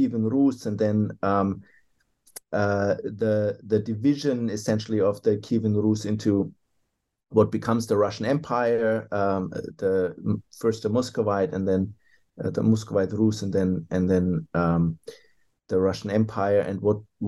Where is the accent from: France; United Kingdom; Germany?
Germany; now in Australia; I hail from Germany originally